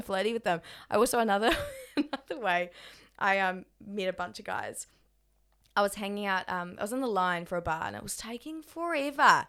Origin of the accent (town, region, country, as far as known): Australia; accent: Australian